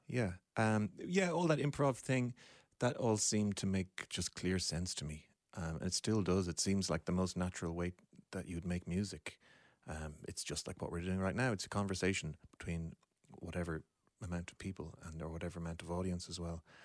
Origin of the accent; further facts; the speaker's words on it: Deansgrange, Leinster, Ireland; I grew up in Dean's Grange, which is just a short cycle away from where we're sitting now.